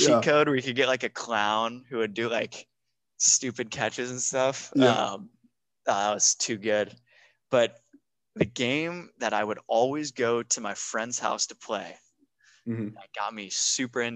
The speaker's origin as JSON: {"language": "English", "town": "San Diego", "region": "California", "country": "United States", "tie": "born or raised there", "said": "I was born in San Diego and I lived down there."}